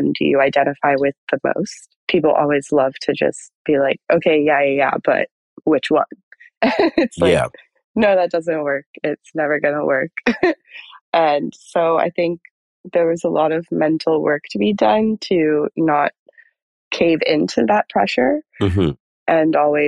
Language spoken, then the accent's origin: English; United States; growing up in America like that and being Israeli